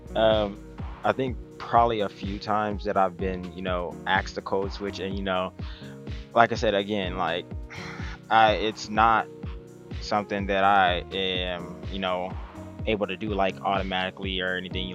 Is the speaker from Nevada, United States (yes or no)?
yes; Las Vegas, Nevada, United States; I'm born and raised in Las Vegas, Nevada